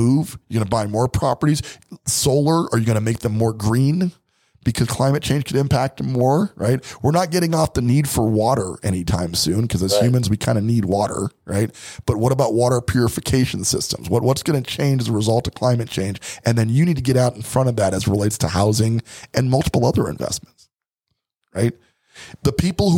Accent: Colorado, United States; we're from Colorado

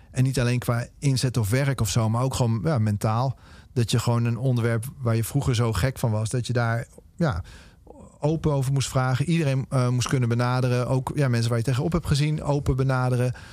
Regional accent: Amersfoort, Utrecht, Netherlands; opgegroeid in Amersfoort

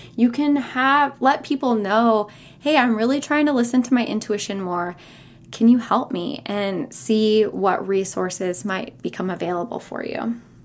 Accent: California, United States; moved away as an adult; also born or lived in San Francisco / North Carolina / Raleigh / Chapel Hill; I was born and raised in California

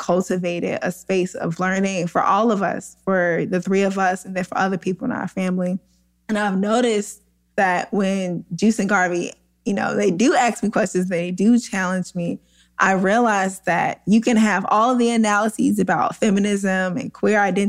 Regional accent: St. Louis, Missouri, United States; where we grew up in South St. Louis in a class exploited neighborhood

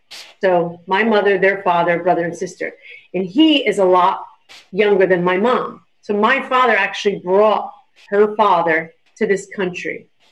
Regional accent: Paterson, New Jersey, United States; also born or lived in Totowa, New Jersey / Franklin Lakes, New Jersey; No, we grew up in Patterson.

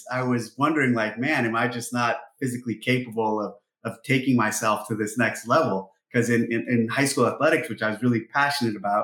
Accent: Ramona, California, United States; moved away as an adult; also born or lived in San Jose, California; I grew up on the ranch in Romans, California, our 65-acre ranch that's the home of the first three CrossFit Games. And actually, I was born in San Jose, and we moved to this property when I was in the second grade

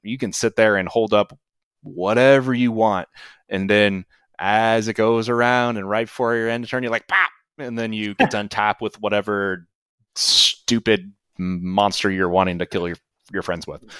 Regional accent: Kansas, United States; I grew up in Kansas

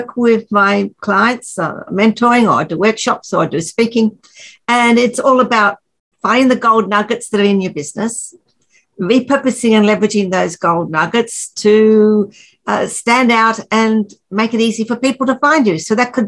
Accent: just north of Brisbane in Queensland, Australia; I'm from Australia and just north of Brisbane in Queensland, Australia.

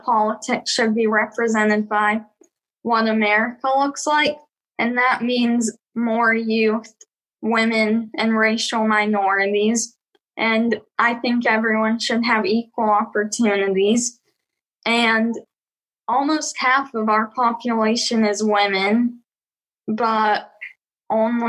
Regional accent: Nashville, Tennessee, United States; I'm 11 years old and I'm from Nashville, Tennessee

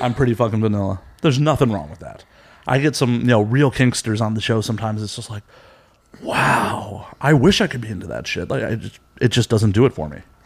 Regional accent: Chicago, Illinois, United States; now in Los Angeles, United States; I'm actually from Chicago.

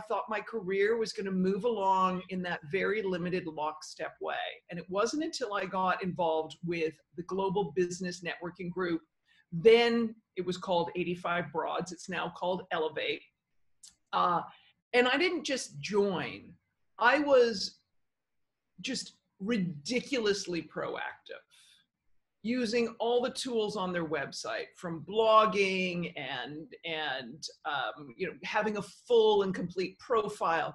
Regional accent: Victoria, British Columbia, Canada; first language English; moved away as an adult; now in New York, United States; I grew up in Victoria, British Columbia, Canada.

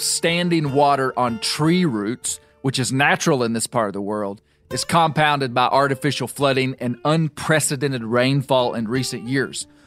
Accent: Arkansas, United States; my home state

